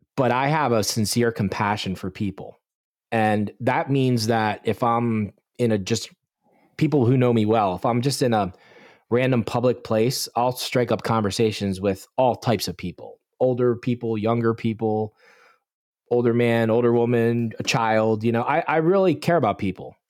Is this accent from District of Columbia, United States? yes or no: no; Bucks County, Pennsylvania, United States; I'm born and raised, was born and raised in Bucks County, Pennsylvania, which is just south of the valley, very rural area